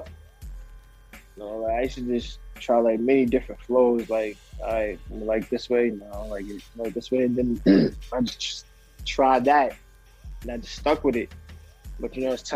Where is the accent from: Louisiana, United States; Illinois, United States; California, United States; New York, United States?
New York, United States; Mount Vernon; I'm from Mount Vernon, New York